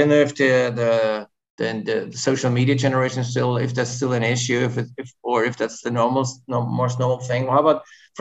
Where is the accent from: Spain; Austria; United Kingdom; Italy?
Austria; Vienna; I'm from Vienna, Austria